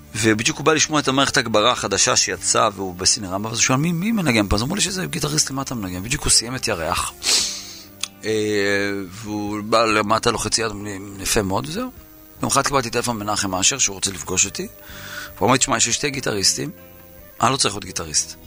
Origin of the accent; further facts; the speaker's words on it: Yeruham, Southern District, Israel; נולדתי בירוחם